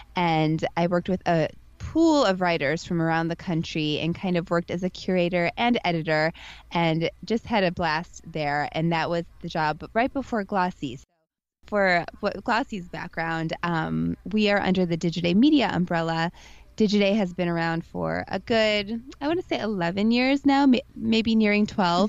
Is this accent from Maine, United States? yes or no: no; St. Louis, Missouri, United States; moved away; I come from St. Louis, Missouri, the Midwest